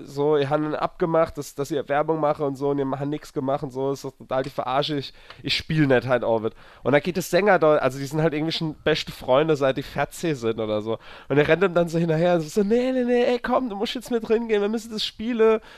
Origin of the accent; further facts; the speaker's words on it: near Zweibrücken, Rhineland-Palatinate, Germany; moved away; das war so eine der Nähe von Zwerbricke. Und äh, deswegen bin ich an die Heimat gefahren